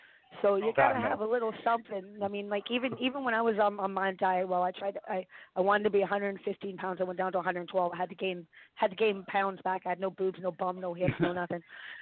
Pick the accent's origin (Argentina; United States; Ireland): Ireland; You know? I'm Irish.